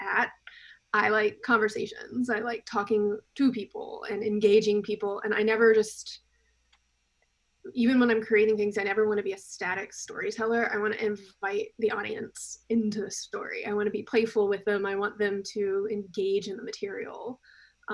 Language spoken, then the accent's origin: English; South Carolina, United States; I grew up in South Carolina, very deep south